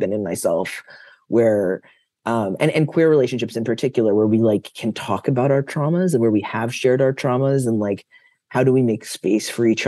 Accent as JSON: {"language": "English", "region": "New York", "country": "United States", "said": "I'm a Jew from New York"}